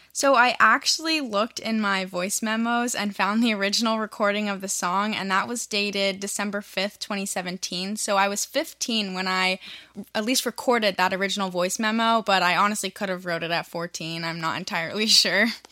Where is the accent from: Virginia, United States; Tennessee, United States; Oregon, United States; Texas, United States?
Virginia, United States; I'm from Virginia. So I was a high school student